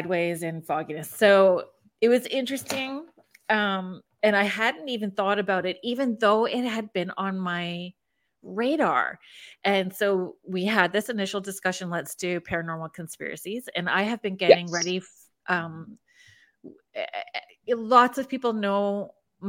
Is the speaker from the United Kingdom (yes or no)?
no; Canada; as a Canadian